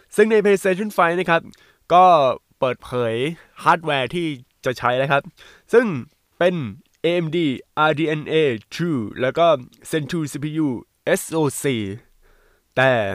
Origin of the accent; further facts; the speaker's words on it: Bangkok, Thailand; moved away as an adult; จริง ๆ ตัวผมเป็นคนกรุงเทพนะแต่ว่าพ่อแม่ย้ายไปต่างจังหวัด